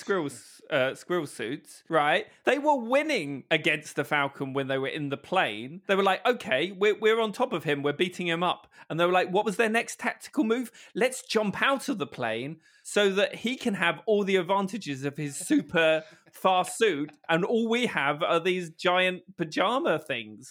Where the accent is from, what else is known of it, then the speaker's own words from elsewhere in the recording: United Kingdom; I am British